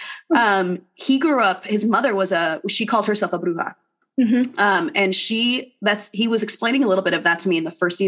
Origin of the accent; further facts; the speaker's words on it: Southern California, United States; I grew up in Southern California